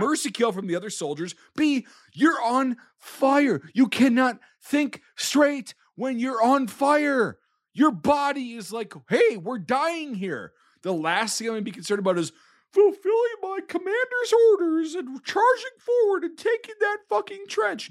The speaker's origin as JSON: {"language": "English", "country": "United States", "said": "as an American"}